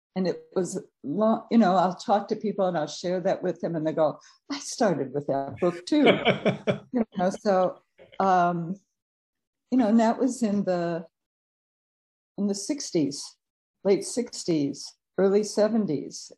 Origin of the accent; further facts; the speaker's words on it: Chicago, Illinois, United States; moved away as an adult; also born or lived in Cleveland, Ohio / Peoria, Illinois; now in California, United States; I was born in Cleveland, Ohio, and then my parents moved uh due to job moving to Chicago. So um and so I went to uh, school there